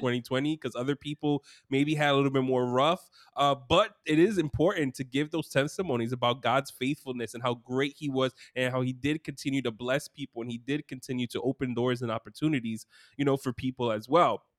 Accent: New York City, New York, United States; I grew up in Brooklyn as well.

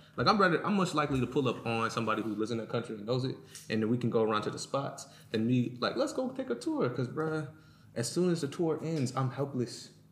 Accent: United States

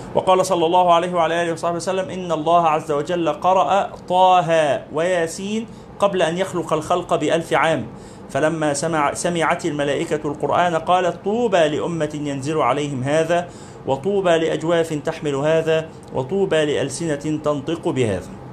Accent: Egypt; بلادنا مصر

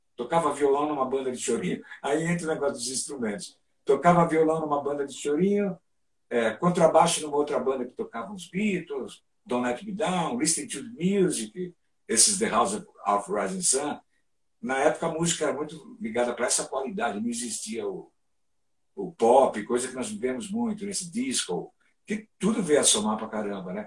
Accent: São Paulo, Brazil; nessa minha infância, tinha muito uma coisa de retirantes, né? Então a gente vinha lá da Zona Leste para Santo Amaro

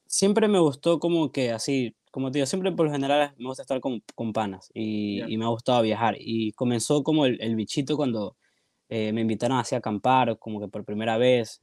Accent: Guayaquil, Guayas, Ecuador; acá de Guayaquil, mucha gente me ha preguntado si no soy de acá, pero sí, sí soy de acá

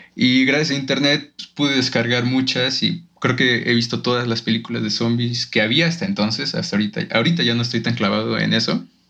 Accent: Guanajuato, Mexico; moved away as an adult; yo vengo de un pueblito de Guanajuato

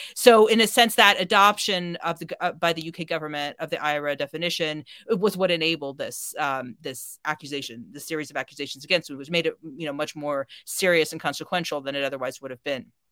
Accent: United States; now in United Kingdom; I'm an American

